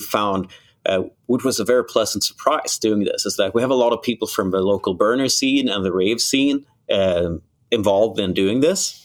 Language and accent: English; Malmö, Skåne, Sweden; now in Gothenburg, Sweden; my hometown, Malmo